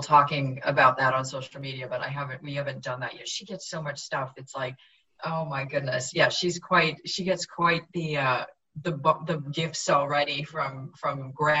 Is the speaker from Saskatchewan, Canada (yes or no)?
no; Vancouver, British Columbia, Canada; I am from Vancouver